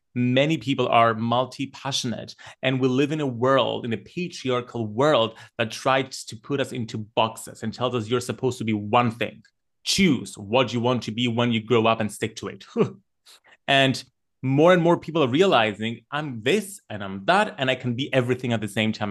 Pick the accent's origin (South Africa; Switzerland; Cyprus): Cyprus; while I was growing up in Cyprus